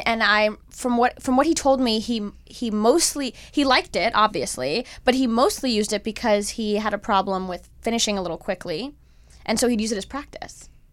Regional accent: Miami, Florida, United States; I'm from Miami

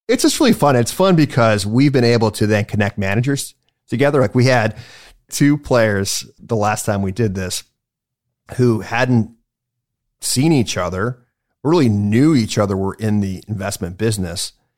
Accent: Cleveland, Ohio, United States; also born or lived in White Plains, New York; I was born in White Plains, New York, but I grew up in Cleveland

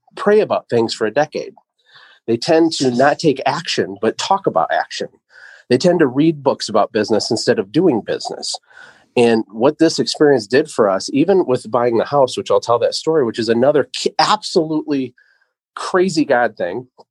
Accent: Michigan, United States; also born or lived in Costa Rica; I'm from Michigan, but we're in Costa Rica

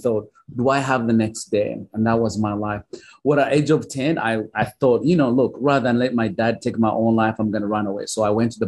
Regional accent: Uganda; also born or lived in Oklahoma; now in United States; I was born and raised in Uganda. I grew up in a small little village where life was miserable.

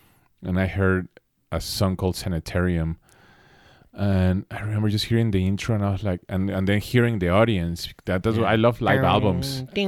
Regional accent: Mexico City, Mexico; moved away as an adult; now in Los Angeles, United States; In 19, I moved to LA. Mm-hmm. That's when I moved to the States, which is pretty young for a Mexican actually to leave the household.

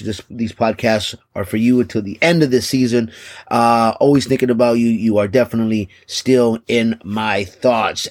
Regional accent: Texas, United States; my home state, the great state of Texas

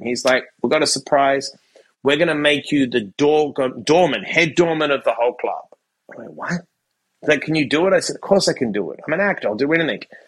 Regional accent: Perth, Western Australia, Australia; moved away as an adult; also born or lived in Sydney; I graduated high school and I moved from Perth to Sydney

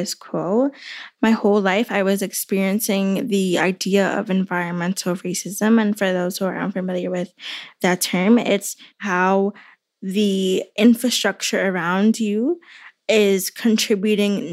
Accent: New York City, New York, United States; So I am born and raised in New York City. I am a West Harlem girl

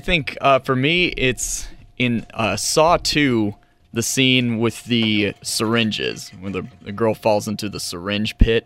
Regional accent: Camarillo, California, United States; my hometown of Camarillo

